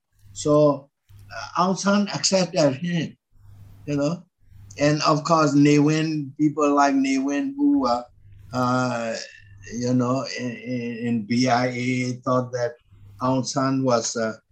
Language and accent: English; Myanmar; when the Karen occupied Karen, you know, Karen occupied Dongji, my hometown.